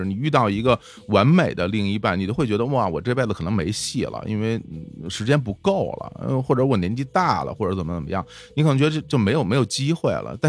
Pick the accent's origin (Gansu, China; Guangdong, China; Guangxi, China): Guangdong, China; 那我想去吃那个咱们潮汕那边那个晒那个虾干儿